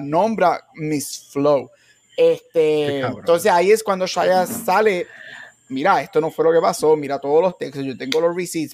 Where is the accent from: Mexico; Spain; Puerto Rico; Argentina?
Puerto Rico; como buen boricua